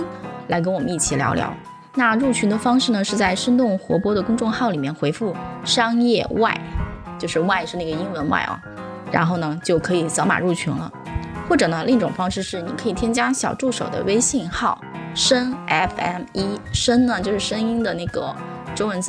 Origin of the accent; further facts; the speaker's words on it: China; 我们中国人都会这么想，